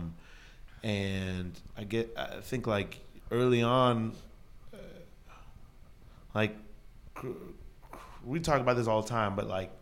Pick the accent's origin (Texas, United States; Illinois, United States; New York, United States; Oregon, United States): New York, United States; New York City; I'm from Brooklyn.